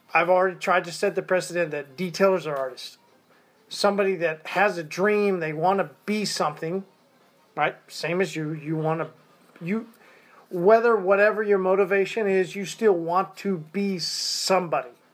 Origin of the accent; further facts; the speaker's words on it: Tulsa, Oklahoma, United States; also born or lived in Arkansas; I was grown up in Tulsa, Oklahoma